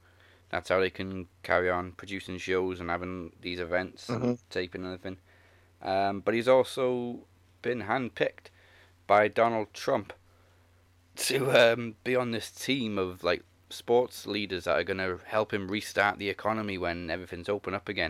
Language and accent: English; Welsh, Wales, United Kingdom; I'm Welsh.